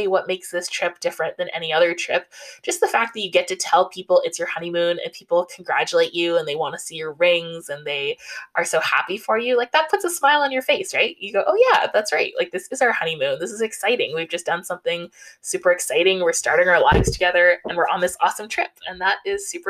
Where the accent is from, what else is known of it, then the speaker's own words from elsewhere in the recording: Canada; I'm Canadian